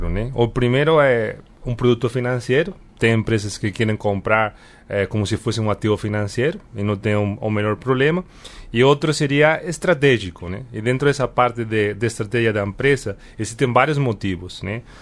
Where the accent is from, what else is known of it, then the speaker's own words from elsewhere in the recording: Granada, Andalusia, Spain; Ah, eu sou espanhol.